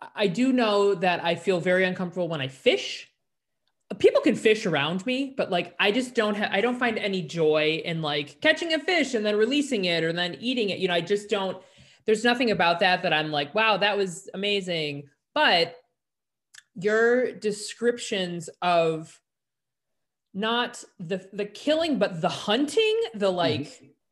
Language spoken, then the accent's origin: English; Chicago, Illinois, United States; growing up in Chicago